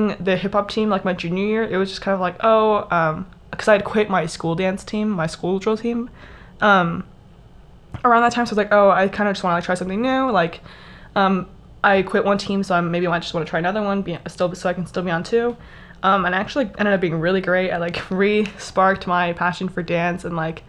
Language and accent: English; Texas, United States; I am from Texas, so I grew up doing drill team